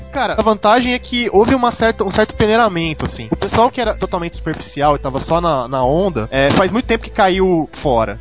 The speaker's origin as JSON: {"language": "Portuguese", "region": "São Paulo", "country": "Brazil", "said": "eu sou paulista, tô. Não paulistano, detalhe. Sou paulista e, e moro em São Paulo"}